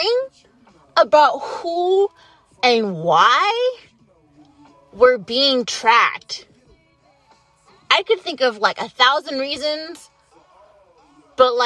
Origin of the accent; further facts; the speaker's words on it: United States; as an American